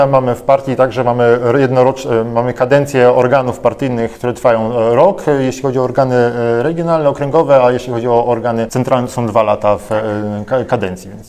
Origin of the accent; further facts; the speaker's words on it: Warmian-Masurian Voivodeship, Poland; z regionu, z którego ja pochodzę, jestem z Warmii Mazur